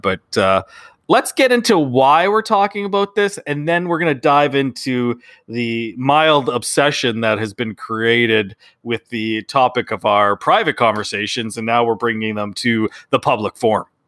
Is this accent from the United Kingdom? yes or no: no; Canada; we're Canadian